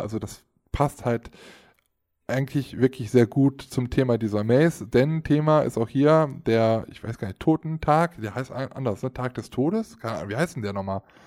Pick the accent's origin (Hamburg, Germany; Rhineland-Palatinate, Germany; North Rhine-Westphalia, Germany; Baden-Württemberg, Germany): North Rhine-Westphalia, Germany; Aachen; Ich als Aachener